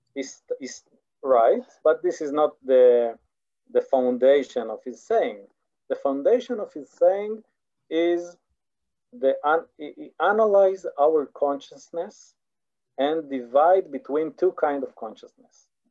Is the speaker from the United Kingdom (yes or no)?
no; Israel; English is a second language; I am from Israel, when, I believe you, you feel it in my accent